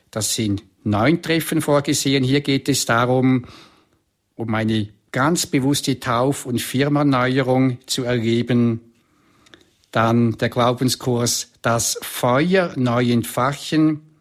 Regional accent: Switzerland; dann habe ich Kurse bei uns in der Schweiz oder in äh, Vorarlberg, Österreich oder auch in Deutschland.

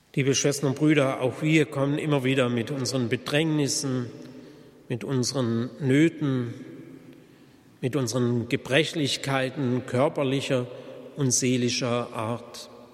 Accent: Germany; bei uns in Deutschland

